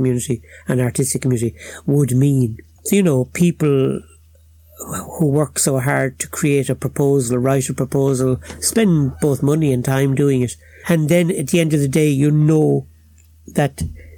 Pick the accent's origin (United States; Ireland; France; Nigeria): Ireland; Waterford, Munster; accent: Cork; I talk like a Cork man now, but I'm actually a Waterford man.